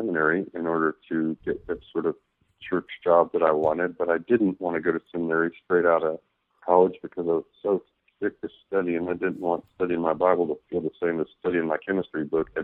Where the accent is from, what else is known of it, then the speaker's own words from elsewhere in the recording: Midland, Texas, United States; moved away as an adult; now in Oklahoma City, United States; I am originally from Midland, Texas, is where I spent most of my life from age 10 till about 3 months ago, actually. I recently moved to Oklahoma City